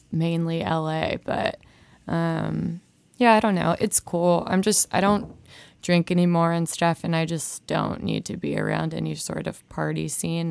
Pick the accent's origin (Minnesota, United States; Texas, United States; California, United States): Minnesota, United States; Rosemount; moved away as an adult; now in Nashville, United States; I grew up in Minnesota